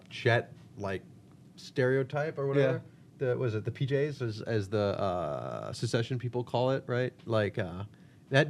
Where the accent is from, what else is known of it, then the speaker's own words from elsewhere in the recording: United States; also born or lived in Boulder, Colorado; now in Chicago, United States; my hometown back around DC